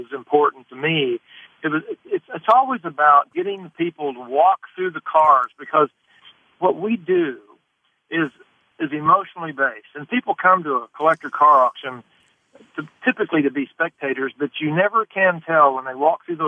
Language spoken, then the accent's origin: English; Tulsa, Oklahoma, United States; I'm from Tulsa